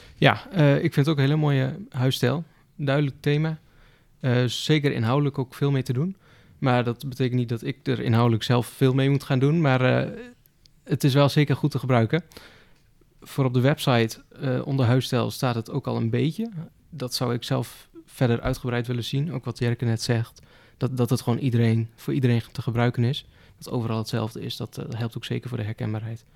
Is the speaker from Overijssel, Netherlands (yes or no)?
yes; Gramsbergen, Overijssel, Netherlands; ik kom uit Gramsbergen. Het is een, klein stadje